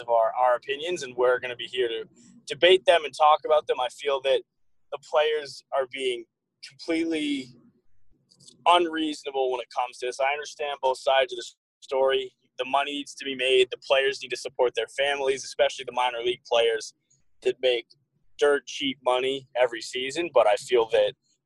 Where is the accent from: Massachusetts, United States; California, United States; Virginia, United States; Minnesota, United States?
Massachusetts, United States; Wayland; also born or lived in Nashua, New Hampshire; I attended Wayland High School in Wayland, Massachusetts, which is about a half hour outside of Boston